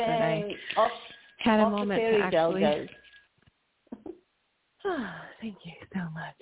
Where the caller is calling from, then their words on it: Chicago, Illinois, United States; I'm calling from Illinois. Chicago